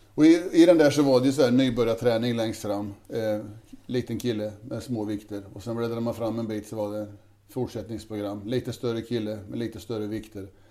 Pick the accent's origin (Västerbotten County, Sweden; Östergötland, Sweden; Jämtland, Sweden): Östergötland, Sweden; Tidersrum; Här är jag uppvuxen. Jag tror vi är femte generation